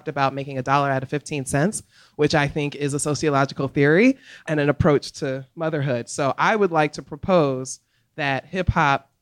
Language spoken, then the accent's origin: English; New York City, New York, United States; now in Philadelphia, United States; I'm originally from the Bronx